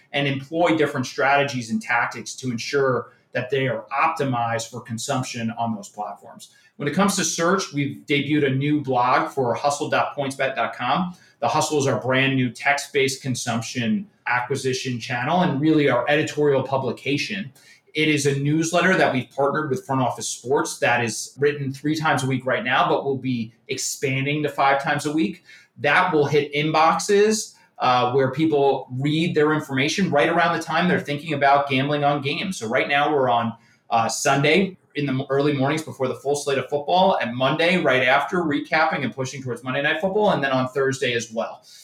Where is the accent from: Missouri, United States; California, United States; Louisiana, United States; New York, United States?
New York, United States; New York area, United States; I'm from the New York area, Yankee fan